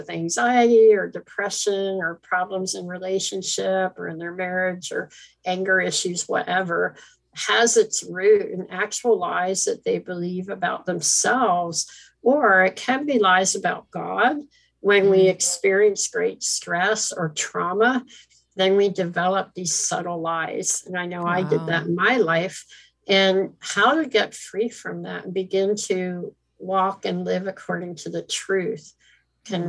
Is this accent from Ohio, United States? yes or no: no; Philadelphia, Pennsylvania, United States; moved away as an adult; also born or lived in China / Hong Kong / Philippines; I'm from Philadelphia